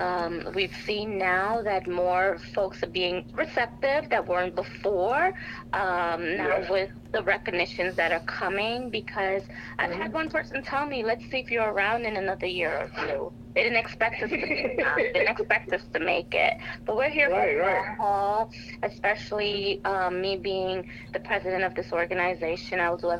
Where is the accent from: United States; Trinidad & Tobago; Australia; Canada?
Trinidad & Tobago; So I am Trinidadian, and in our culture, the steel pan or the steel drum is part of our culture, is part of our music